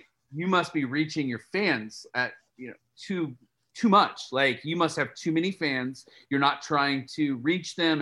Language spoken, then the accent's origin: English; Columbus, Indiana, United States; moved away as an adult; now in Nashville, United States; I'm from small town Indiana. I'm from Columbus, Indiana.